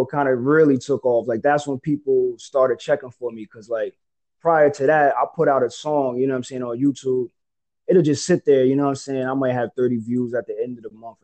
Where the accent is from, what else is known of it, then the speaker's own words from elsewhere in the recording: Nyack, New York, United States; I'm from Nyack, New York, so we call that the Yak for short